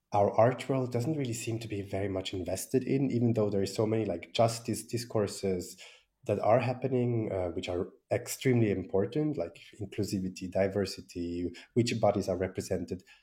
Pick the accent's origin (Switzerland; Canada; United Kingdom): Switzerland; I was from Switzerland